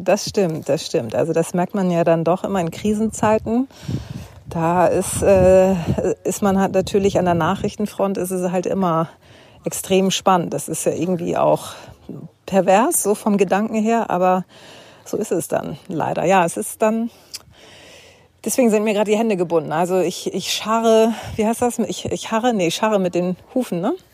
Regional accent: Hamburg, Germany; ich bin aus Hamburg

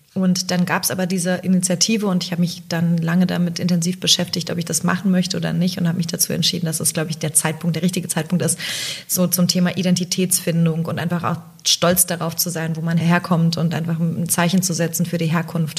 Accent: East Germany, Germany; moved away; ich komme aus dem Osten übrigens

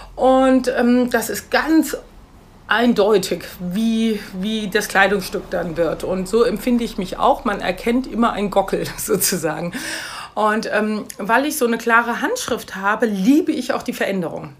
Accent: Mainz, Rhineland-Palatinate, Germany; moved away as an adult; also born or lived in Paris / London; seit 2000 bin ich zurück in meine Heimatstadt Mainz

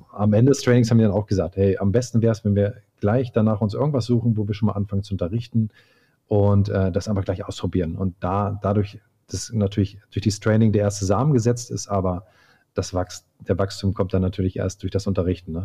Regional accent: Hildesheim, Lower Saxony, Germany; moved away; also born or lived in Hamburg; bei uns in Hildesheim, wo ich herkomme

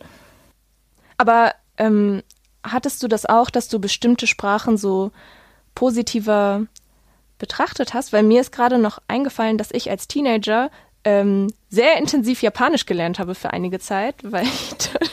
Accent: Essen, North Rhine-Westphalia, Germany; in meiner Stadt, wo ich aufgewachsen bin, in Essen

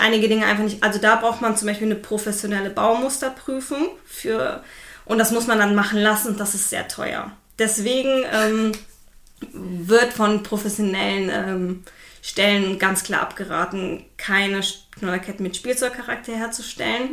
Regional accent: Düren, North Rhine-Westphalia, Germany; now in Siegburg, Germany; meine äh, Eltern oder meine Familie kommt aus Düren

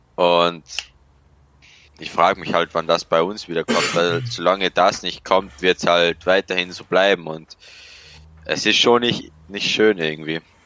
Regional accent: Austria; accent: Austrian; komme aus Österreich, bin 18 Jahre alt und arbeite als Elektriker

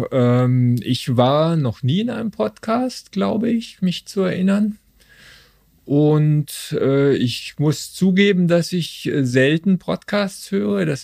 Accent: Stuttgart, Baden-Württemberg, Germany; now in Cologne, Germany; Ich bin aber schon seit äh, 23 Jahren hier und äh, komme ursprünglich aus Stuttgart.

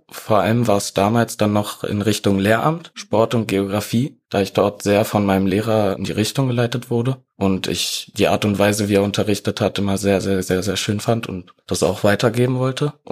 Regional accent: Berlin, Germany; now in Heidelberg, Germany; ich bin 20 Jahre alt, komme gebürtig aus Heidelberg und bin dann nach Berlin gezogen und dort auch aufgewachsen dann allerdings wieder nach Heidelberg gezogen

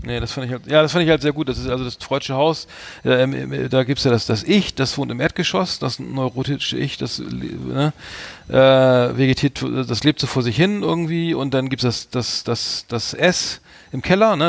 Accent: Germany; als Deutscher

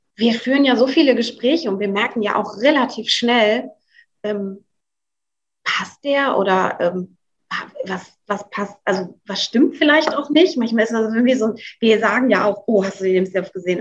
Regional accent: the North, Northern Germany, Germany; moved away as an adult; also born or lived in Switzerland; ich muss zurück in meine Heimat, in den Norden

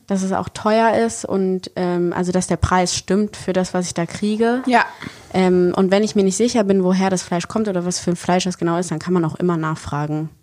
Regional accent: Bonn, North Rhine-Westphalia, Germany; now in Berlin, Germany; ich komme ja ursprünglich aus Bonn

